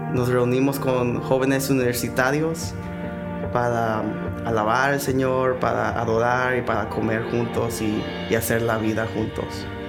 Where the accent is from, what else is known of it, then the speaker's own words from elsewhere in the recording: Mexico; como buenos mexicanos